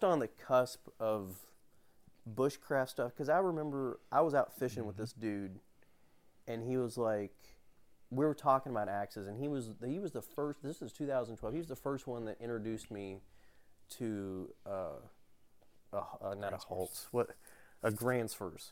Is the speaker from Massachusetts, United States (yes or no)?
no; Kentucky, United States; moved away as an adult; also born or lived in Spokane, Washington; I'm from around this area.